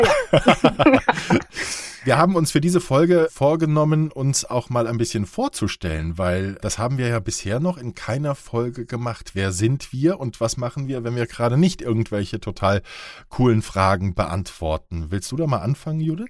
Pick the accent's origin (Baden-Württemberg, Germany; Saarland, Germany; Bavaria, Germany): Saarland, Germany; moved away as an adult; also born or lived in Marburg / Heilbronn / Baden-Baden; Ich komme aus dem Saarland, bin dort geboren und habe dort erstmal ein Praktikum gemacht bei einem Radiosender